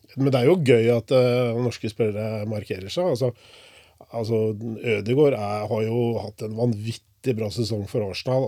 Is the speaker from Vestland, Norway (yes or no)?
no; Porsgrunn, Vestfold og Telemark, Norway; Jeg er jo fra Eidanger. Vokste opp på Engefeltet på Eidanger.